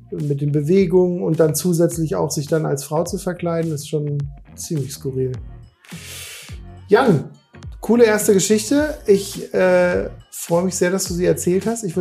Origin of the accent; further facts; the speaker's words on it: Hesse, Germany; Ich bin ja aus dem Darmstädter Raum äh, eigentlich